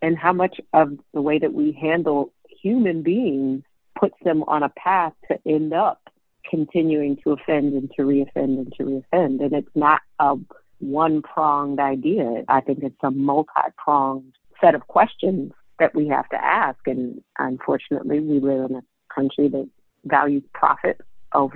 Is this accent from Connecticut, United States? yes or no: no; Detroit, Michigan, United States; growing up in Detroit in the late 80s, early 90s